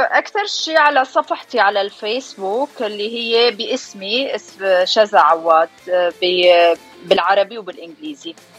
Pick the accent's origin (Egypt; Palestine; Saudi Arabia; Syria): Syria; also born or lived in Dubai / Washington DC; now in Kentucky, United States; انا من سوريا وصار لي من 2005 بأمريكا